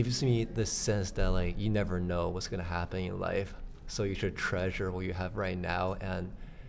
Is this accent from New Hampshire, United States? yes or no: yes; New Hampshire, United States; moved away as an adult; now in Chapel Hill, United States; I came from New Hampshire originally